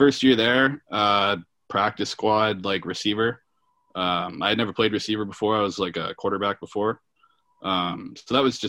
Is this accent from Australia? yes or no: no; Georgetown, Ontario, Canada; I grew up in Georgetown, Ontario.